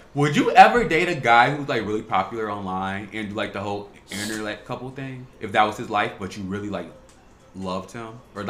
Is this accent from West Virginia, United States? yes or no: no; Chicago, Illinois, United States; growing up in Chicago